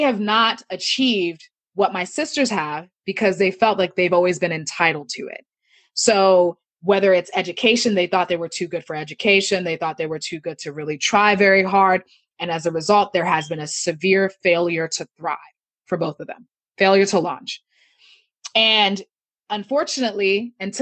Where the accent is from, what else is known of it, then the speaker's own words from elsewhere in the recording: United States; also born or lived in Nigeria (ancestry); as a Nigerian American, I was raised in a household that taught, that was raised, I was raised in a Nigerian cultural way, even though I lived in America